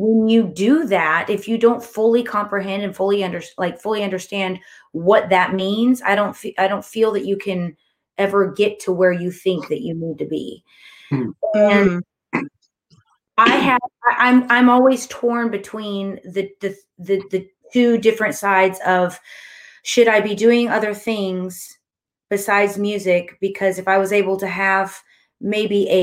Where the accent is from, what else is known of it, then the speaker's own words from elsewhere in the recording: Texas, United States; I've lived in Texas. I was born in Texas, you know, that this is my home